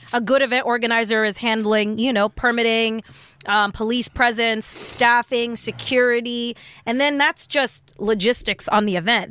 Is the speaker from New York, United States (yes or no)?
yes; New York City, New York, United States; now in Los Angeles, United States; I'm from New York originally